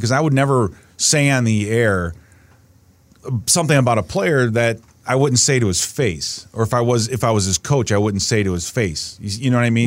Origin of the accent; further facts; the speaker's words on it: Chicago, Illinois, United States; growing up in Chicago, listening to guys like, uh, you know, D, uh, Pierce Saul and Harry Carey